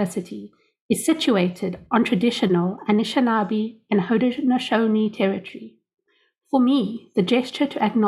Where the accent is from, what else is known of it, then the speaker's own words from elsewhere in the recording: Cape Town, Western Cape, South Africa; I come from Cape Town, South Africa